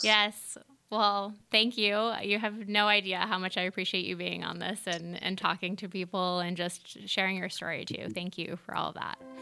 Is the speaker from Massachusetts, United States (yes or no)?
yes; Massachusetts, United States; born and raised in Massachusetts for the most part